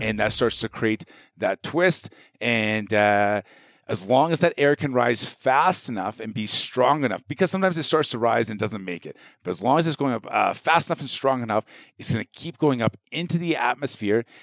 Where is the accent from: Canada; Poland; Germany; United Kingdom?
Canada; being Canadian